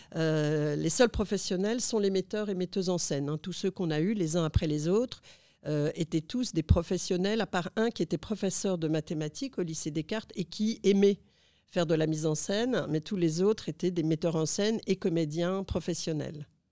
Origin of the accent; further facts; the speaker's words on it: Lille, Hauts-de-France, France; now in Phnom Penh, Cambodia; mon adolescence où j'ai grandi à Lille